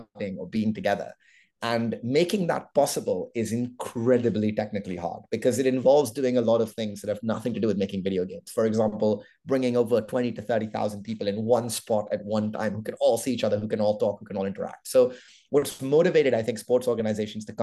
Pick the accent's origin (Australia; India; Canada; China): India; I'm Indian